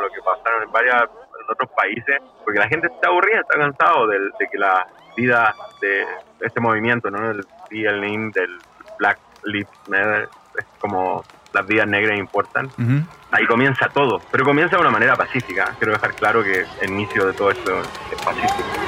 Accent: Santiago, Santiago Metropolitan Region, Chile; moved away as an adult; now in Portland, United States; soy chileno, tengo 38 años, vivo acá en Oregon, en el estado de Oregon, en la ciudad de Portland, hace tres años. Soy santiaguino, pero me identifico con la comuna de Quilicura, la comuna más linda de Santiago.

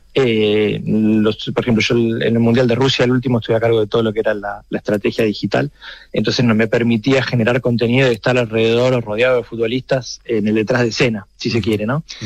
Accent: Argentina; el acento me, condena, soy argentino

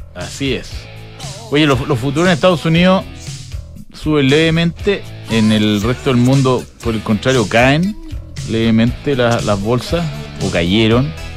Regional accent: Chile; cuando uno lo, dice como chileno

